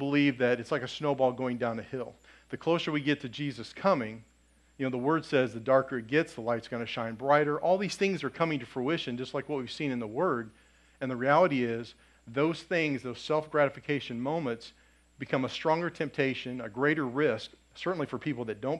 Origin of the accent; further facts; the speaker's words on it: Lafayette, Indiana, United States; I grew up in Lafayette